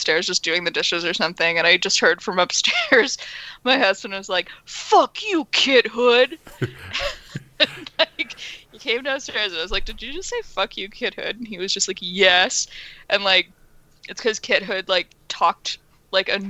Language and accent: English; Canada; we're Canadian